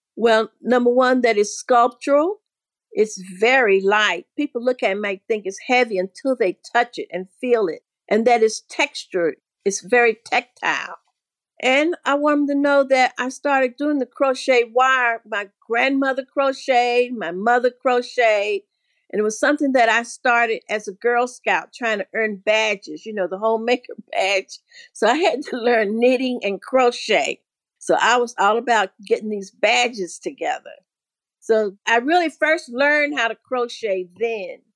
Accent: Asheville, North Carolina, United States; moved away as an adult; also born or lived in Kentucky / Philadelphia / New York; I grew up here in Asheville

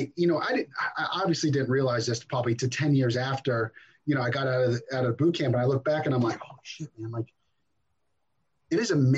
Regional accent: New Jersey, United States; also born or lived in Brooklyn, New York; I grew up in New Jersey for the most part. I was born in Brooklyn, but pretty much grew up in New Jersey.

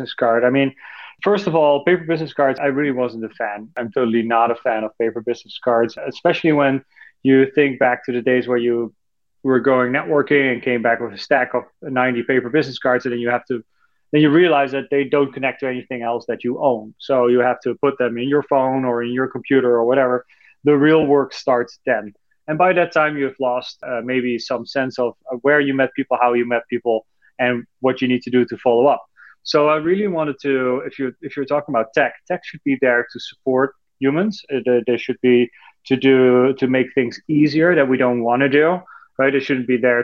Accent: Netherlands; moved away; I'm from Europe, originally from the Netherlands

